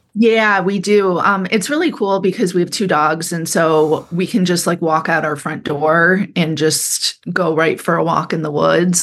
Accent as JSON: {"language": "English", "town": "Kalamazoo", "region": "Michigan", "country": "United States", "tie": "born or raised there", "also_born_or_lived": "San Francisco", "moved": "as an adult", "said": "I grew up in Michigan, and I grew up downstate in, outside of Kalamazoo, Michigan"}